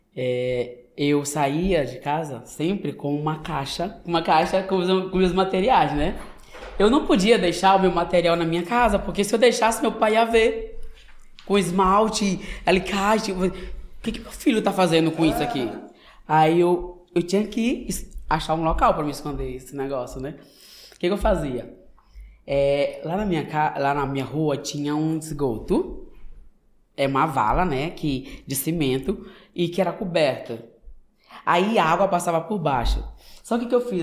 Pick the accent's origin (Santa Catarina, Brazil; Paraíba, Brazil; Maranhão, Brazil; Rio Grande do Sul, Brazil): Maranhão, Brazil; São Luís; moved away as an adult; now in United States; maranhense, nordestino, e sou da cidade de São Luís, né, da capital do estado